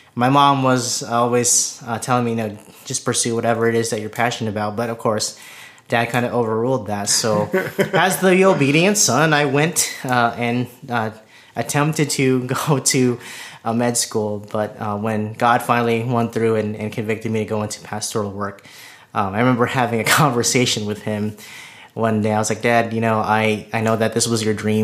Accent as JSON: {"language": "English", "town": "Orlando", "region": "Florida", "country": "United States", "tie": "born or raised there", "also_born_or_lived": "Agana Heights, Guam", "said": "because I was born in Agana Heights, Guam. Not many people know where that is, but it's a small island in the South Pacific. And I came from a Navy family, so we moved around quite a bit, but we settled in Orlando, Florida, and that's what I remember growing up."}